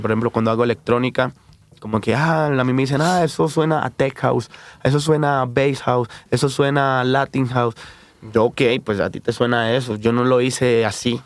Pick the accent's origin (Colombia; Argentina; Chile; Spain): Colombia; Quibdó, Chocó; also born or lived in Bogotá, Colombia; now in Mexico City, Mexico; me fui de, de Quibdó, de donde nací, me fui a Bogotá, la capital